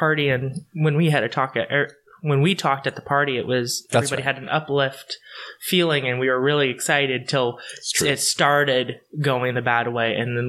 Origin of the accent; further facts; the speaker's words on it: Hood River, Oregon, United States; I grew up in Hood River, and then I moved further east into true Eastern Oregon. My family has been involved in Oregon since its founding.